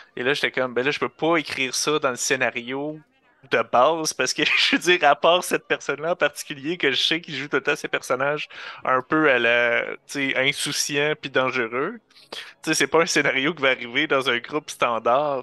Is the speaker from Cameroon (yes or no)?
no; Rouyn-Noranda, Quebec, Canada